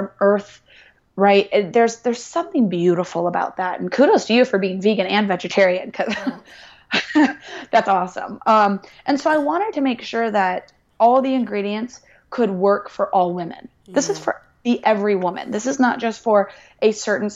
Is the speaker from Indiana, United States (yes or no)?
yes; Indianapolis, Indiana, United States; I'm from Indianapolis, Indiana, and it's a very traditional place, very traditional state